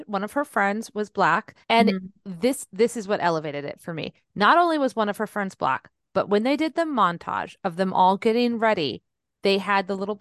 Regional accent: San Jose, California, United States; I grew up in San Jose

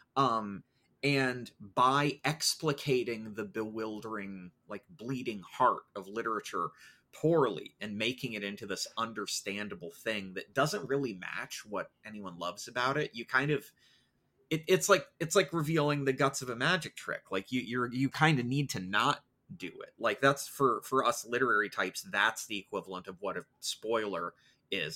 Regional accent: United States; because I'm American

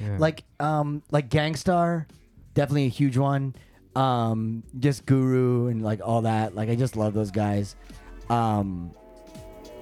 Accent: Thunder Bay, Ontario, Canada; moved away as an adult; also born or lived in Toronto area, Ontario; now in Japan; I moved back home to my hometown

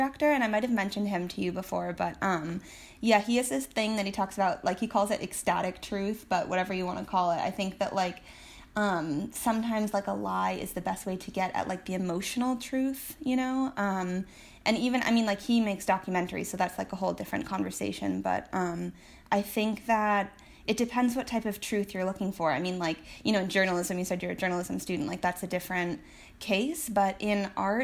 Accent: Martha's Vineyard, Massachusetts, United States; moved away as an adult; now in Oregon, United States; I'm from an island off the coast of Massachusetts, Martha's Vineyard

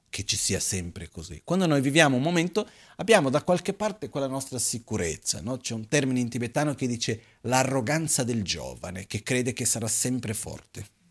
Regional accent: Brazil; also born or lived in India; now in Italy; Io, da ragazzino in Brasile, a scuola

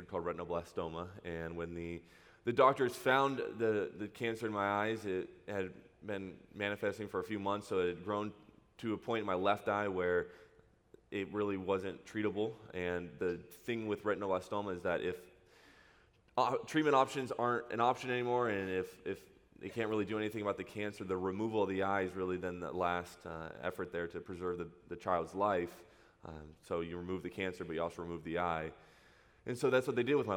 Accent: Huntington Beach, California, United States; I grew up in Huntington Beach. Went to school there. Went to high school in Orange, so been here my entire life.

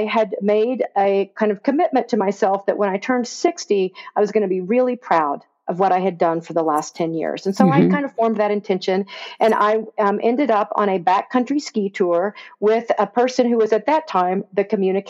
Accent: East Tennessee, United States; moved away as an adult; also born or lived in Washington, D.C.; now in Eastern Sierra, United States; I'm actually from East Tennessee originally

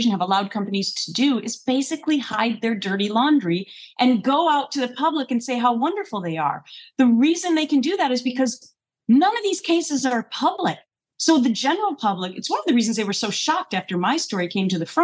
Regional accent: Minnesota, United States; moved away; I grew up in Minnesota

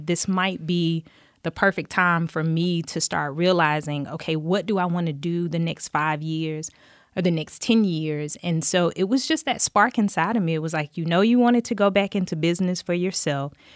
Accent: Dothan, Alabama, United States; I grew up in Dothan, Alabama, um, graduated high school there

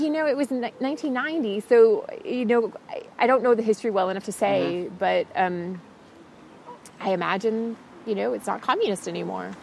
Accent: United States; moved away as an adult; now in Cologne, Germany; as an American

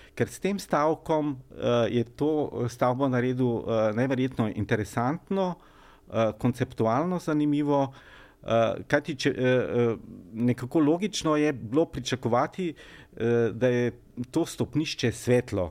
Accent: Slovenia; Slovenci smo

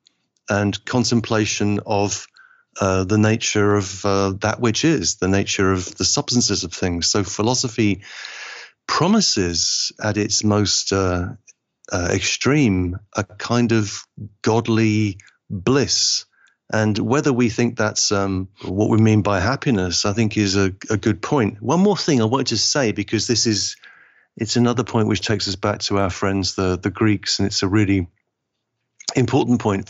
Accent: Liverpool, North West England, United Kingdom; you could say I'm English, but I feel like my family is from Liverpool, and Liverpool is just happens to be in England

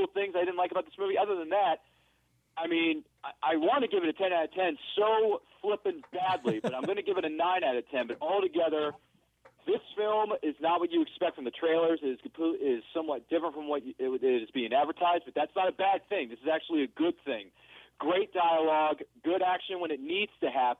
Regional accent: Maryland, United States; now in New England, United States; Third Eye Comics in Annapolis of my home state of Maryland

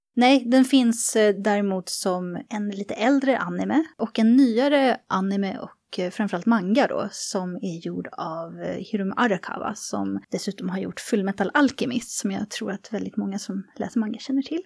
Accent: Sweden; accent: Swedish; min svenska accent

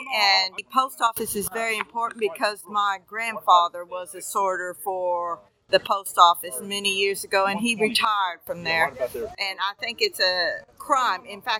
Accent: Henry County, Kentucky, United States; I'm from Henry County.

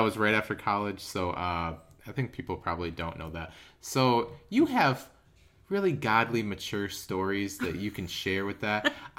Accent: River Falls, Wisconsin, United States; So I grew up in River Falls, Wisconsin. And I spent my first three semesters at UW-Eau Claire, which is about an hour away. And then I, long story short, I transferred back to River Falls. And I didn't live at home

